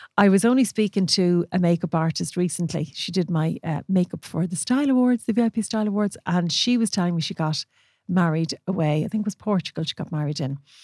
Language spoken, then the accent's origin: English; Ireland; we're Irish